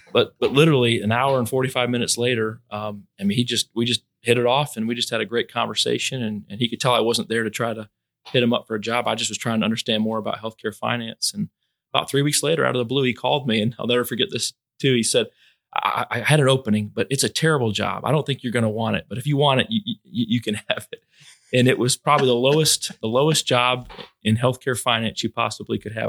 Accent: Fort Myers, Florida, United States; moved away as an adult; also born or lived in Tallahassee, Florida; now in Albany, United States; I was born in Fort Myers, Florida, um, about forty-two years ago

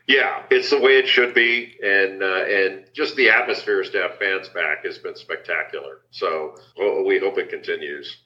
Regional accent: Los Angeles, California, United States; I grew up in Los Angeles

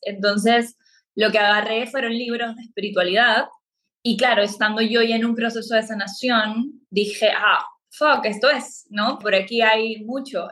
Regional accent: Peru; moved away as an adult; now in Playa del Carmen, Mexico; Soy de Perú y vivo en Playa del Carmen

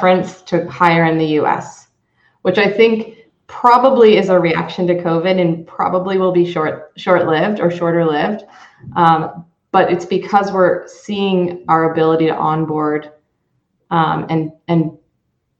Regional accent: United States; as an American here running global businesses

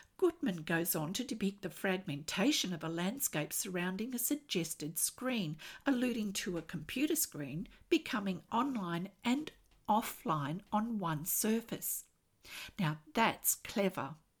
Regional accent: Australia; I'm an Australian textile artist

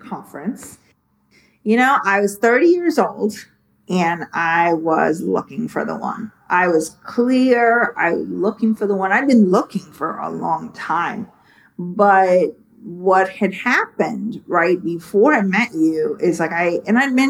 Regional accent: India; moved away as an adult; also born or lived in San Francisco, United States; now in United States; I was born and raised in India, and I basically moved here to America when I was 18

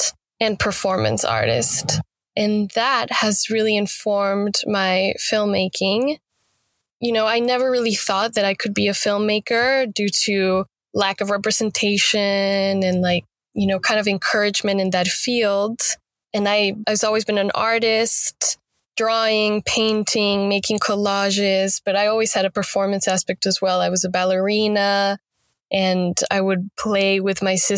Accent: Mexico City, Mexico; moved away as an adult; now in Los Angeles, United States; I'm from Mexico City. The capital.

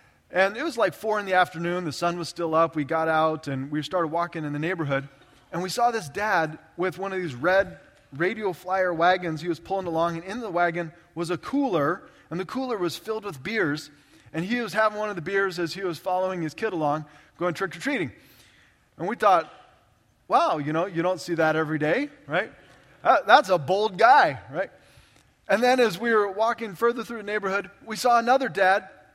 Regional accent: Orange County, California, United States; I grew up in Orange County, California, just south of Los Angeles, the OC

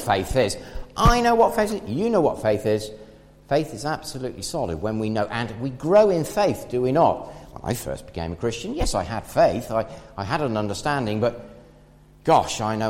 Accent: England, United Kingdom; we're English

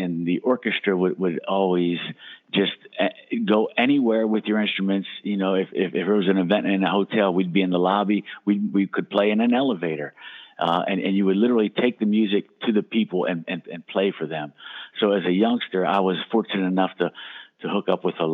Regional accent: Steelton, Pennsylvania, United States; Back in my hometown, Steelton

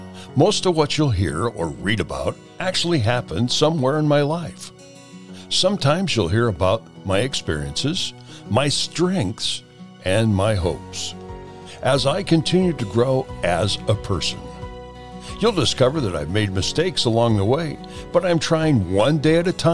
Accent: Chillicothe, Illinois, United States; my hometown of Chillicothe, Illinois.

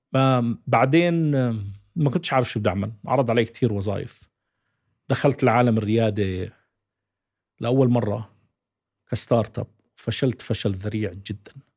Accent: Jordan; أنا أردني

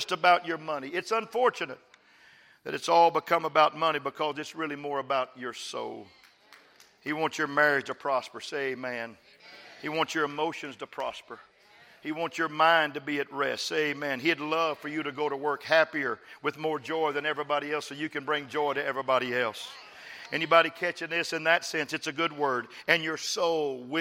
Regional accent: West Texas, United States; moved away; also born or lived in Dallas; I'm from West Texas, folks. And I'm from the poor part of West Texas. I'm a sharecropper's son

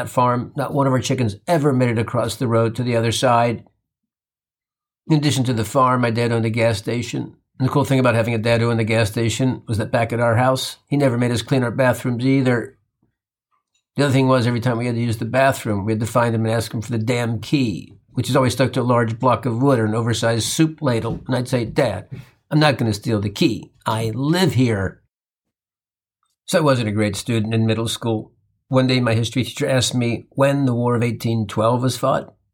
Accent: Midwest, United States; I grew up in the Midwest and lived on a farm.

